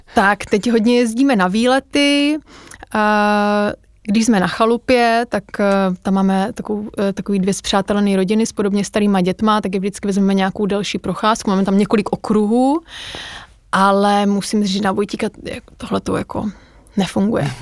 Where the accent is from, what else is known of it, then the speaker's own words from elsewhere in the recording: Olomouc, Olomouc Region, Czechia; moved away; já jsem z Olomouce a tam máme fakt jako krásnou